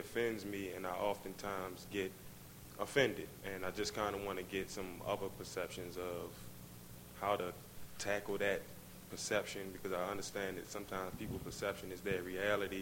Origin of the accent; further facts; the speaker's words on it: Baltimore, Maryland, United States; I'm born and raised in Baltimore City.